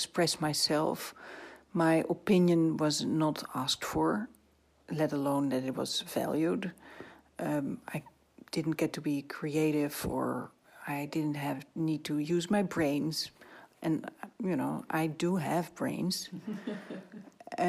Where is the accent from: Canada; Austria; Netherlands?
Netherlands; I'm from Holland, and Dutch people are very down to earth